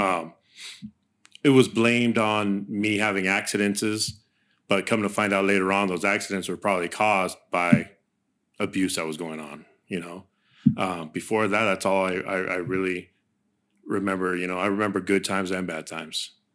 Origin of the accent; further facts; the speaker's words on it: Santa Barbara, California, United States; first language Spanish; English is a second language; I was born in Santa Barbara, California.